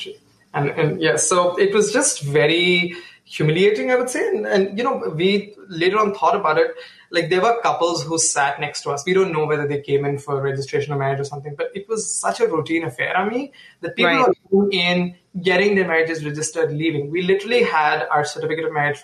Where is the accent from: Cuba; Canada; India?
India; first language Hindi; English is a second language; moved away as an adult; now in United States; Hindi, which is my mother tongue